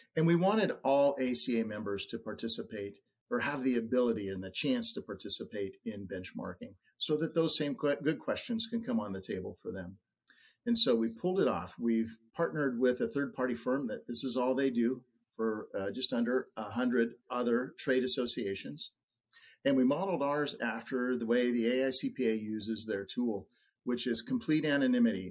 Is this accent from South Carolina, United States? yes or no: no; Oregon, United States; I'm from Oregon